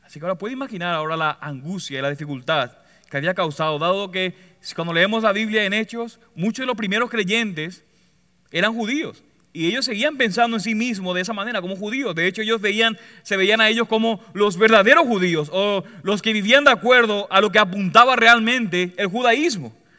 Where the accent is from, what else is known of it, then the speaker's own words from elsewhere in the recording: Puerto Rico; Como buen puertorriqueño